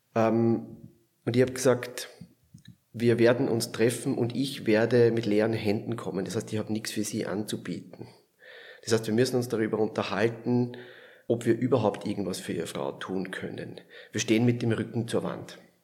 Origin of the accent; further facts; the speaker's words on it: Lower Austria, Austria; moved away as an adult; also born or lived in Vienna / Vorarlberg; now in Switzerland; ich komme aus Niederösterreich, so 40 Kilometer südlich von Wien